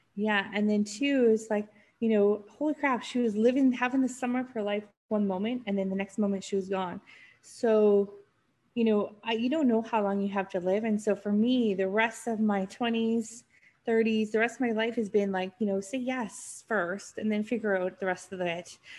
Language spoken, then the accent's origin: English; North Vancouver, British Columbia, Canada; also born or lived in Switzerland; I grew up in Vancouver, just on a suburb of Vancouver called North Vancouver. So I was born and raised there